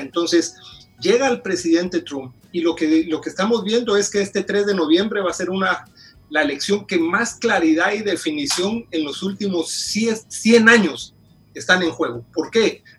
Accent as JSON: {"language": "Spanish", "country": "Guatemala", "moved": "as an adult", "lives_now": "Washington, D.C., United States", "said": "Yo originalmente soy de Guatemala, tengo 16 años de vivir aquí en, Washington, D.C."}